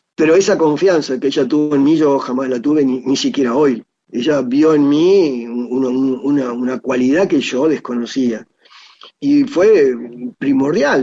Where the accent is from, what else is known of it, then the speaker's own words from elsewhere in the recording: Argentina; como ciudadano argentino